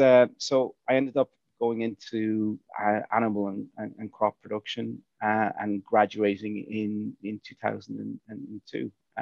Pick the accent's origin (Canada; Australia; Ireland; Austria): Ireland; North Wexford, Leinster; now in Dublin, Ireland; So I'm originally from North Wexford, Northeast Wexford. So right in the kind of about a mile and a half from the Wicklow border and about 6 miles from the Carlow border, just on the foothills of Blackstairs Mountains